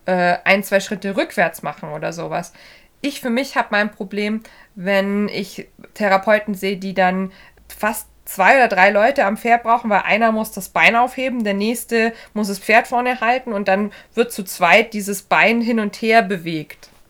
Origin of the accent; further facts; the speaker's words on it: Bavaria, Germany; hier äh, bei uns im Süden, äh, hier in Bayern